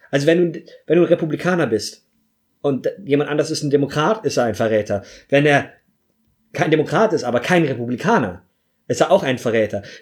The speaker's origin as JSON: {"language": "German", "town": "Munich", "region": "Bavaria", "country": "Germany", "said": "Ich bin Deutscher. Ich bin Bayer. Ich bin Münchner. Ich bin Jude. Ich bin klein."}